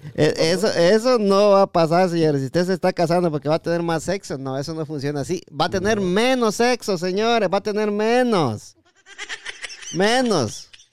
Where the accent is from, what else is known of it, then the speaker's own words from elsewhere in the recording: Jutiapa, Guatemala; yo soy de Jutiapa